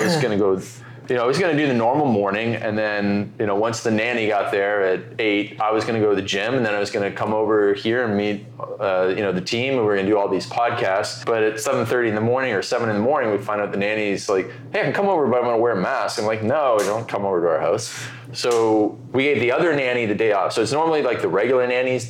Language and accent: English; Canada; moved away; I'm Canadian